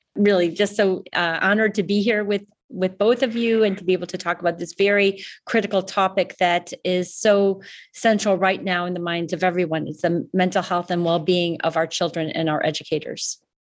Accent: Chicago, Illinois, United States; now in Canada; I grew up in Chicago

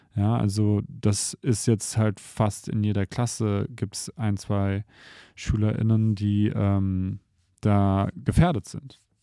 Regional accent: Germany; wir sind hier in Deutschland aufgewachsen

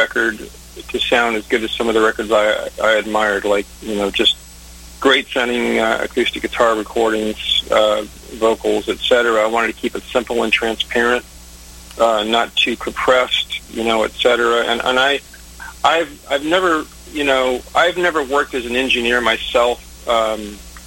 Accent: Northwest, United States; moved away as an adult; also born or lived in Los Angeles; I was originally from the Northwest

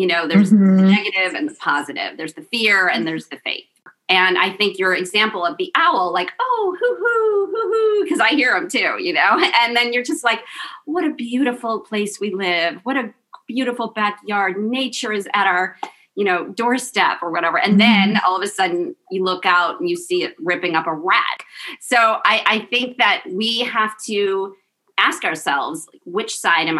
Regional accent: South Africa; I'm also Jewish from South Africa

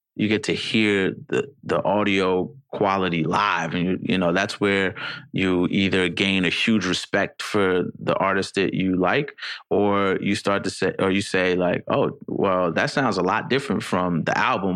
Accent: New York City, New York, United States; a product of growing up in the Bronx

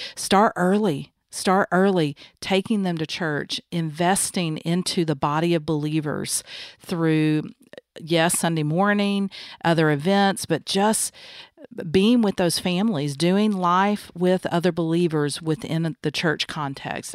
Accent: the South, United States; Growing up in the South, um, by Christian parents

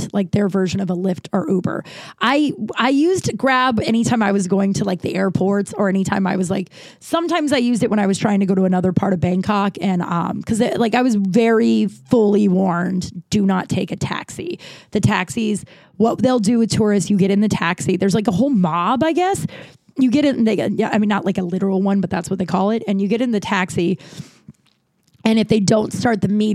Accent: United States; I'm from America

